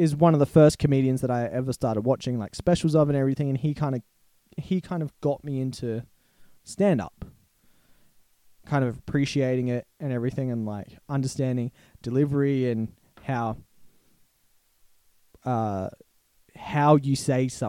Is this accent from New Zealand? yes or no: no; Australia; we're Australian